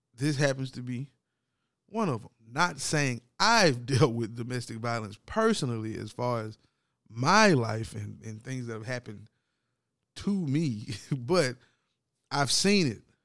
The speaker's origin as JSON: {"language": "English", "town": "Brooklyn", "region": "New York", "country": "United States", "tie": "born or raised there", "said": "my hometown, Brooklyn"}